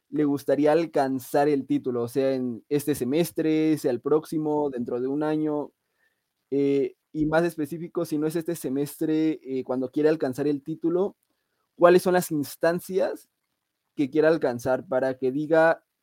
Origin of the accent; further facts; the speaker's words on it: Nayarit, Mexico; now in Puebla, Mexico; Pues soy de Nayarit. Un saludo ahí para eh, Olivas, para El Guacho, para Chicote, pues, si están, están viendo mis paisanos. Pero eh, actualmente resido en Puebla.